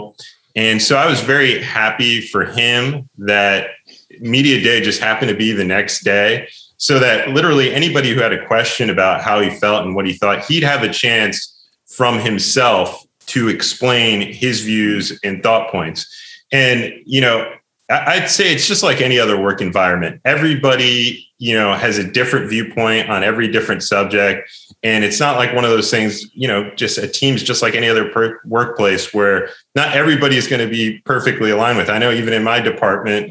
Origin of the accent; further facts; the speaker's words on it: New Jersey, United States; I grew up in New Jersey